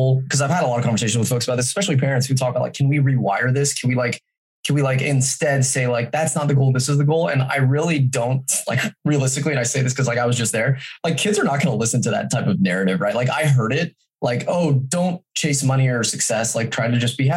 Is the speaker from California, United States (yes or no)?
yes; Folsom, California, United States; I was raised in Folsom, California